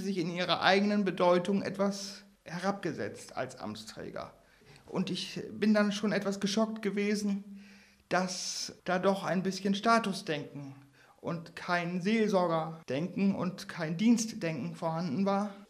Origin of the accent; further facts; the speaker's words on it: Northern Germany, Germany; als Norddeutscher sehr heimisch fühlen